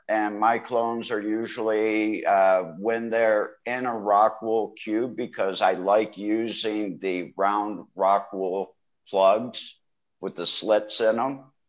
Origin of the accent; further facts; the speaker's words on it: Ohio, United States; moved away as an adult; also born or lived in Michigan / Cleveland, Ohio; now in Thailand; I am from Ohio, but I did live in Michigan for quite a few years before moving here to Thailand